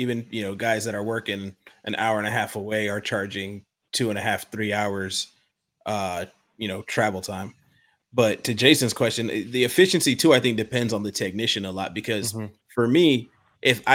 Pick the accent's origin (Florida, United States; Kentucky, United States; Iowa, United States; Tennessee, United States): Florida, United States; I'm from Florida.